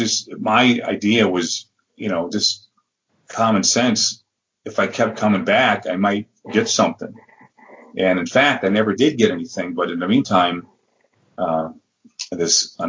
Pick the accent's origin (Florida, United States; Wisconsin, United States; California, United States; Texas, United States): Wisconsin, United States; Madison; also born or lived in Milwaukee, Wisconsin; I was living about 2 hours out of Madison, where I was born, and in Milwaukee.